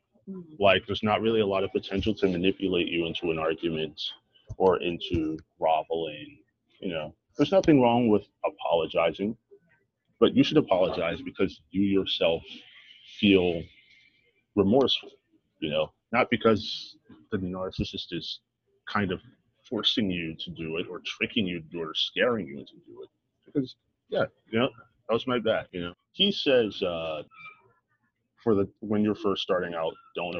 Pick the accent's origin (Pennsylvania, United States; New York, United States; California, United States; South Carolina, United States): Pennsylvania, United States; Philadelphia; I'm from Philly